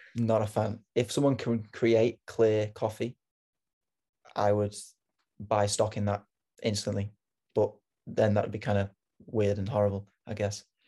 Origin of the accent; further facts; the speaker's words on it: United Kingdom; moved away; I'm British